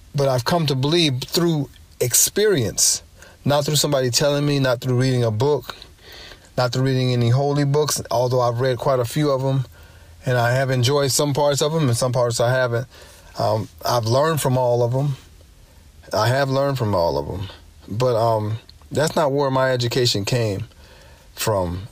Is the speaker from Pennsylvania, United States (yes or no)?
no; Los Angeles, California, United States; moved away as an adult; also born or lived in New York; I'm from Los Angeles